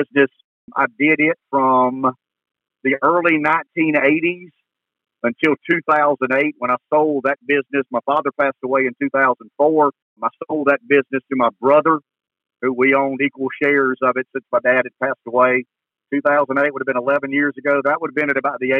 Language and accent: English; Pamplico, South Carolina, United States; we come from Pamplico, a little small town just east of Florence.